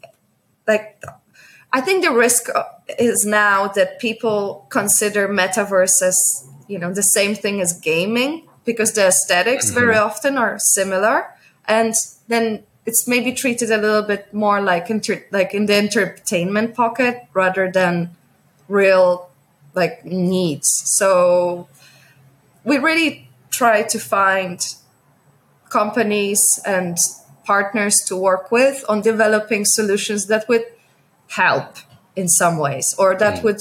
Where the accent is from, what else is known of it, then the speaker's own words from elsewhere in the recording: Poland; also born or lived in New York / Netherlands; now in Hong Kong; I come from Poland, but I lived in New York. I lived a little bit in the Netherlands before moving to Hong Kong.